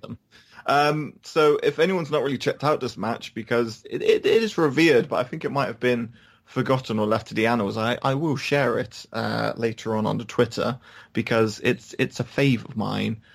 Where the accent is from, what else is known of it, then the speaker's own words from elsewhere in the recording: United Kingdom; we're British